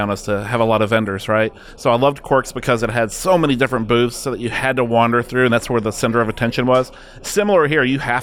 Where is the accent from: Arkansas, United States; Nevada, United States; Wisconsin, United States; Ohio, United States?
Ohio, United States; Cincinnati; a conference that's in my hometown